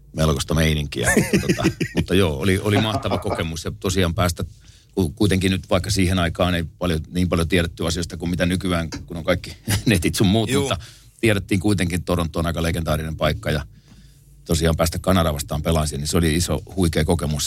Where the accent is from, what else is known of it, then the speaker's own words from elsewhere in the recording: Tampere, Pirkanmaa, Finland; mä oon Koikkarista kotosi ja siinä on viinikka vieressä